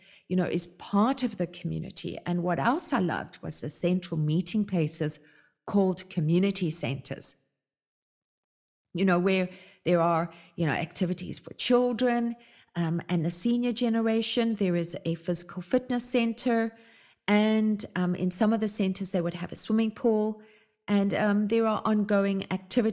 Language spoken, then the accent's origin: English; South Africa; now in Canada; I no longer really pay attention to South Africa because Canada is now my home. And so this is from my experience having lived there for quite a large part of my life.